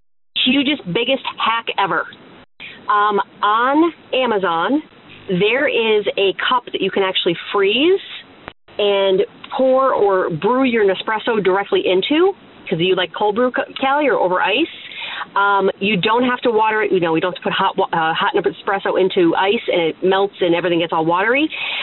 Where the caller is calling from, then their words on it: Pennsylvania, United States; This is …. I'm calling from Pennsylvania.